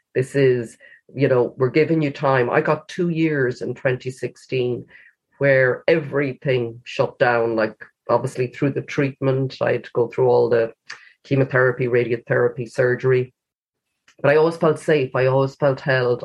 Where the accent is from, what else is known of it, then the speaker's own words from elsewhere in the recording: Galway, Connacht, Ireland; I picked my hometown as the place